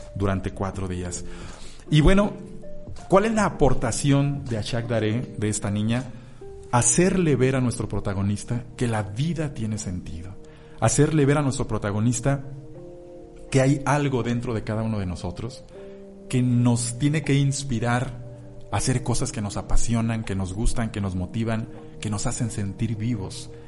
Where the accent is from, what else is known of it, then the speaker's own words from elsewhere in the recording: Mexico City, Mexico; Yo nací en Ciudad de México